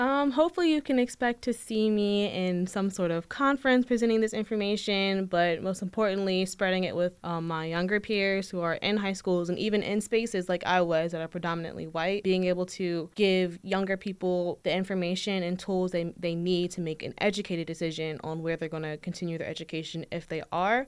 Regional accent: Hanover, Virginia, United States; also born or lived in Richmond, Virginia; I'm originally from, like, Hanover, so that area as well

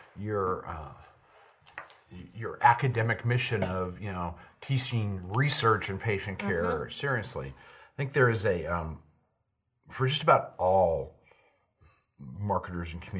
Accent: West Coast, United States; also born or lived in Ohio; now in Connecticut, United States; I grew up on the West Coast

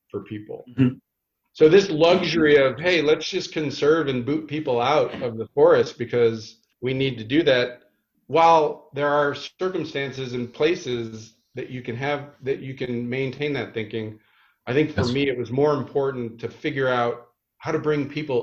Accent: Chicago, Illinois, United States; moved away as an adult; also born or lived in California; I grew up in the Midwest. I grew up outside Chicago

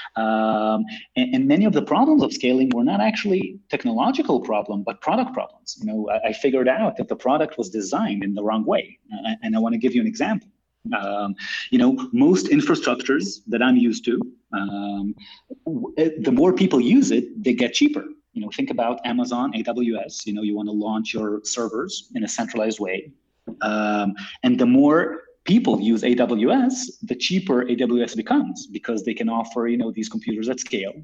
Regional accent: Israel; also born or lived in United States; I'm born and raised in Israel, although I lived in the US for a couple of years.

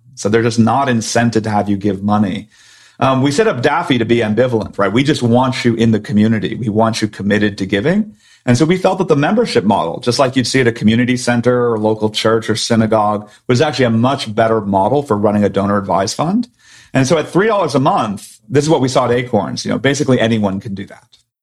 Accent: Silicon Valley, California, United States; born or raised there

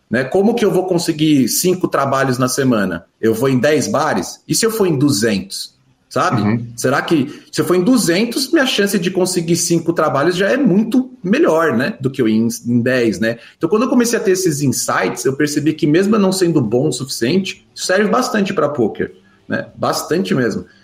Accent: Rio de Janeiro, Brazil; born there; now in São Paulo, Brazil; Meu pai, ele mora no Rio de Janeiro, que é onde eu nasci e ele vem muito raramente para São Paulo, e passou alguns anos até sem vir para cá e eu sem ir para lá

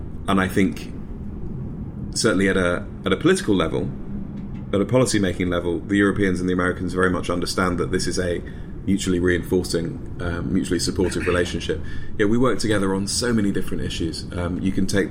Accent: United Kingdom; moved away as an adult; now in United States; My accent slightly gives away which country I'm from

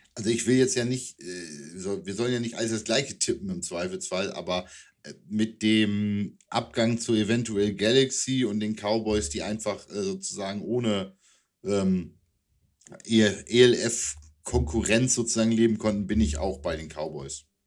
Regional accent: East Frisia, Lower Saxony, Germany; now in Wunstorf, Germany; in meiner Heimat, äh, nein, in der Heimat nicht mehr, da war ich in Ostfriesland, aber hier in Wunsdorf

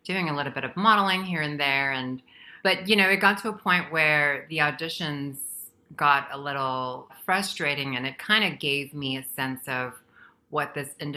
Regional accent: Guam; moved away as an adult; also born or lived in Philippines; now in Los Angeles, United States; where I grew up in Guam, I migrated from the Philippines where I was born to Guam.

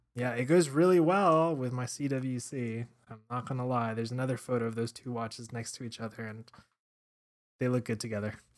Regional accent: Miami, Florida, United States; growing up in Miami

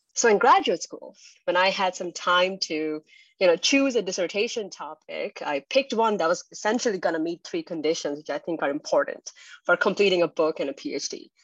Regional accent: India; growing up in India in the 1990s

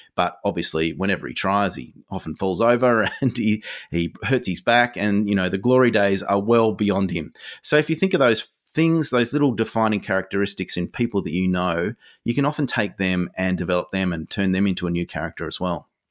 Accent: Hobart, Tasmania, Australia; I grew up in Hobart, so I was in Tassie

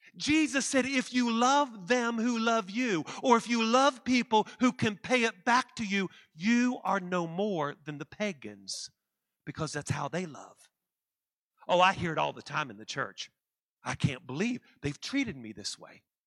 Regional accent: West Virginia, United States; I'm from West Virginia

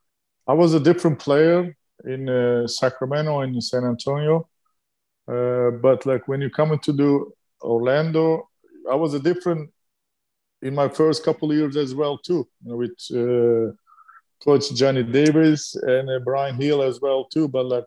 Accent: Turkey; English is a second language; moved away; when I growing up in Turkey

